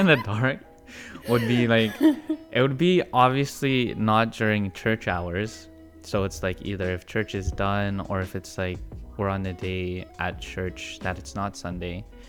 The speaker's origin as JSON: {"language": "English", "town": "Toronto", "region": "Ontario", "country": "Canada", "tie": "born or raised there", "said": "I'm 24 years old. I'm Filipino. I was born here in Toronto, Canada."}